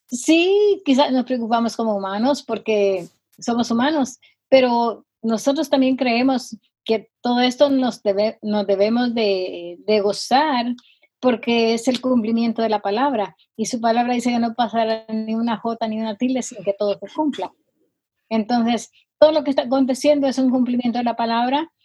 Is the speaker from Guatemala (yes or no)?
yes; Guatemala; now in Rowland Heights, United States; soy guatemalteca. Eh, me crié con una mi tía